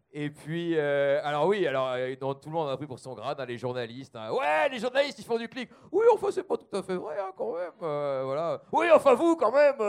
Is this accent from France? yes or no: yes; the Nord, Hauts-de-France, France; je suis du Nord